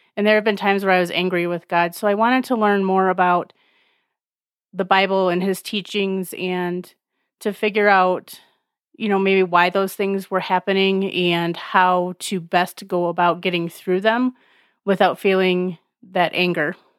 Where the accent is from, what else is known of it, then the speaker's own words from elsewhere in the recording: Alpena, Michigan, United States; I am from Alpena, Michigan